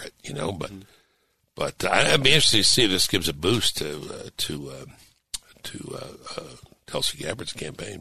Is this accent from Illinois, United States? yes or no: no; New York City, New York, United States; moved away; I was an Irish Catholic growing up in Brooklyn, New York